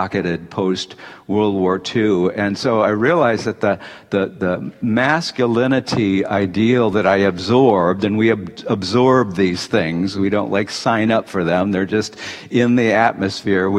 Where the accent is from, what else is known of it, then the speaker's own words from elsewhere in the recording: Detroit, Michigan, United States; I grew up in the 1950s in Detroit